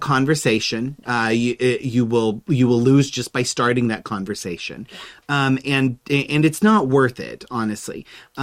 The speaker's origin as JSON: {"language": "English", "area": "Middle America", "region": "Midwest", "country": "United States", "tie": "born or raised there", "said": "I was raised a Protestant in Middle America"}